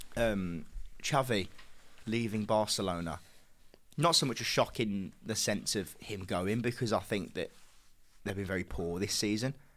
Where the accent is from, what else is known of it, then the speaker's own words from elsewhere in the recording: England, United Kingdom; as English lads ourselves